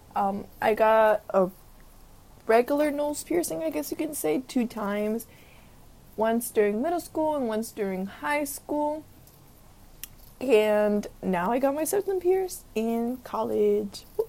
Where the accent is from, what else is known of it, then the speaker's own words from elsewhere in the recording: Los Angeles, California, United States; I grew up in South Central where, you know, gang members had face tattoos